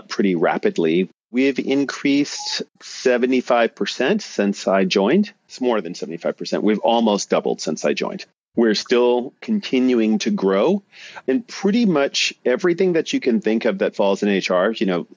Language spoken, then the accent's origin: English; New York City, New York, United States; moved away as an adult; now in San Francisco, United States; I am a native New Yorker. I grew up in New York City and Brooklyn, to be exact